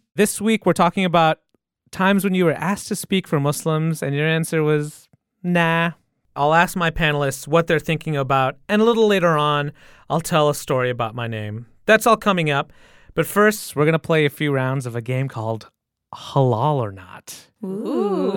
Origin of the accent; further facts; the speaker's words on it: Michigan, United States; I grew up in Michigan